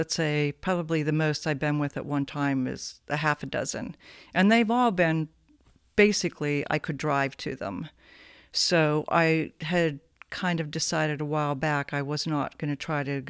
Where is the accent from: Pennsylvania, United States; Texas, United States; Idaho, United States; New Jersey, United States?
Pennsylvania, United States; Sharpsville; also born or lived in New Castle, Pennsylvania; Newcastle, Pennsylvania. For 7 years, and then Sharpsville, Pennsylvania, north of Pittsburgh, western PA.